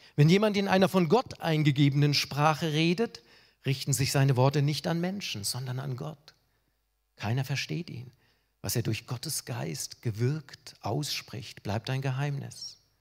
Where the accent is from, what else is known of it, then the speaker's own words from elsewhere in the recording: Germany; Ich als Deutscher